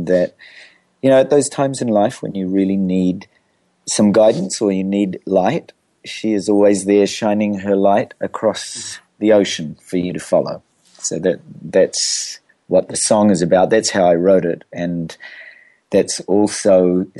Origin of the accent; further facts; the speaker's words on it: New Zealand; I'm a New Zealander